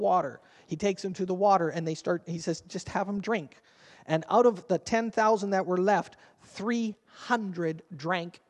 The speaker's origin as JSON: {"language": "English", "country": "Canada", "said": "We're Canadian"}